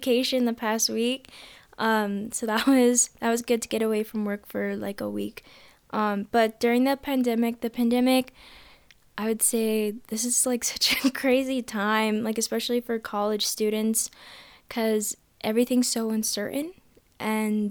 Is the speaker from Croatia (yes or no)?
no; Parker, Colorado, United States; also born or lived in Denver, Colorado / Aurora, Colorado; So I was born and partially raised in Denver, Colorado, and then we moved to Aurora, and then we kept moving south all the way to Parker, Colorado by the time I was about 5 or 6 years old